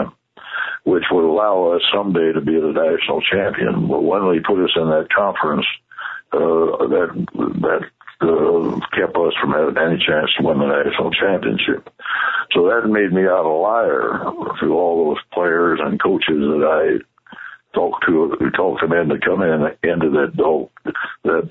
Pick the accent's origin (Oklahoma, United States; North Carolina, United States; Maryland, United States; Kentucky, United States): Kentucky, United States; Louisville; moved away; Louisville, which that was my hometown